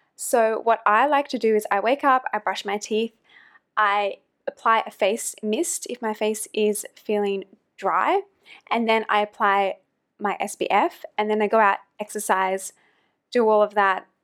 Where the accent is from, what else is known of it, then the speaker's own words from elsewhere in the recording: about one hour north of Sydney, New South Wales, Australia; moved away as an adult; also born or lived in New York City / London / Germany / Thailand; now in Hong Kong; I'm originally from Australia, close to Sydney, about one hour north of Sydney in a small kind of beach town